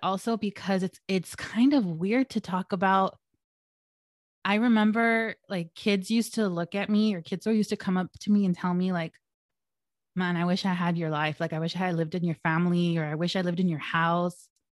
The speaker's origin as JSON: {"language": "English", "town": "El Monte", "region": "California", "country": "United States", "tie": "born or raised there", "said": "I was born and raised in El Monte, California"}